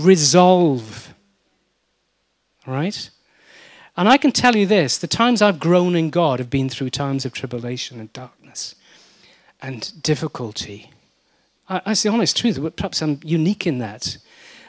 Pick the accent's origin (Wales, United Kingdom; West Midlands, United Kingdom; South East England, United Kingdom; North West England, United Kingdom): Wales, United Kingdom; I'm Welsh